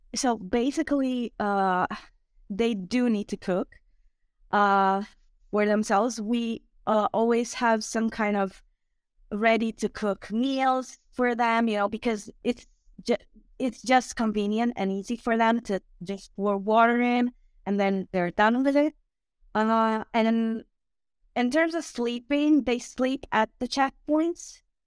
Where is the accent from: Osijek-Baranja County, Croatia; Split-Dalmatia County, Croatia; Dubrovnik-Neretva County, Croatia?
Osijek-Baranja County, Croatia; Osijek; English is a second language; also born or lived in Zagreb; originally I'm from Osijek, which is in Croatia